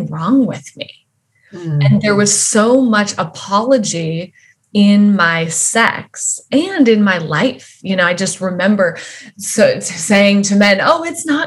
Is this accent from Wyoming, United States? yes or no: yes; Wyoming, United States; I grew up in Wyoming and in a fairly like religious home.